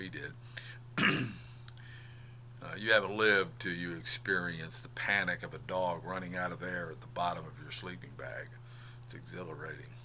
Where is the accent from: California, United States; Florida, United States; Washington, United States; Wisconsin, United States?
Florida, United States; Melbourne; just south of my hometown of Melbourne